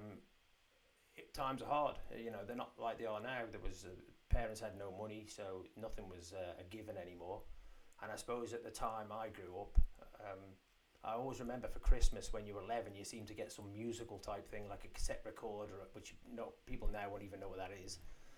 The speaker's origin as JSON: {"language": "English", "town": "Onchan", "country": "Isle of Man", "tie": "born or raised there", "said": "I grew up in Onken"}